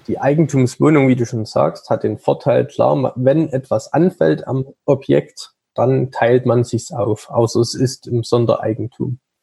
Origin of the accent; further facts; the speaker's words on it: Saxony, Germany; also born or lived in Leipzig; ich bin gebürtig aus Sachsen